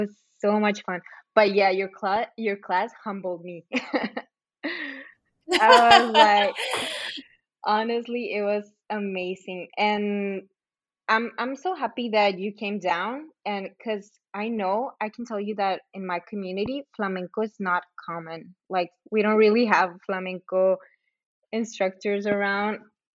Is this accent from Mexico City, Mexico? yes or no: no; Agua Prieta, Sonora, Mexico; also born or lived in Douglas, United States; So Angelina, when you came down to my hometown, to Agua Prieta and Douglas for Dance in the Desert